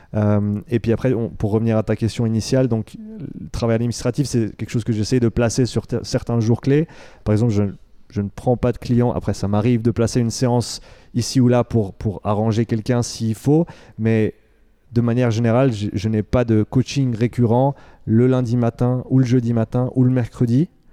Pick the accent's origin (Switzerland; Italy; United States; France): Switzerland; Romandy; moved away as an adult; also born or lived in Vancouver, Canada; j'ai grandi ici euh, en Suisse.